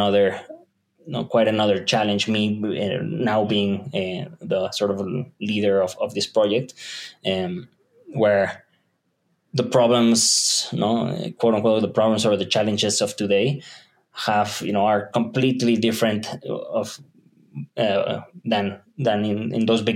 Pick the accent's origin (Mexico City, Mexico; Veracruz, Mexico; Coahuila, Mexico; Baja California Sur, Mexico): Mexico City, Mexico; I was born in Mexico City, so this is my home turf. I was raised in the south and more of in the suburbs